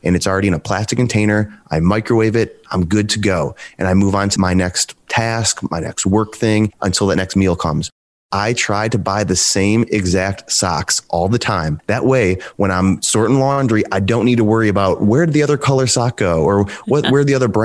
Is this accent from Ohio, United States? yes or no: yes; Cleveland, Ohio, United States; now in Cincinnati, United States; I'm from the Cleveland area. Right now, I'm currently living in Cincinnati.